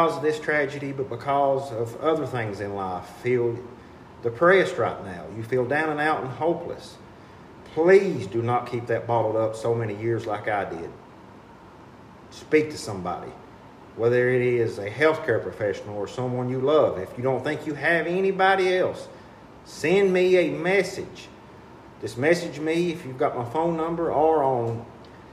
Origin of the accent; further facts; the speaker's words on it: Jackson, Kentucky, United States; Aspire Appalachia out of Jackson, my hometown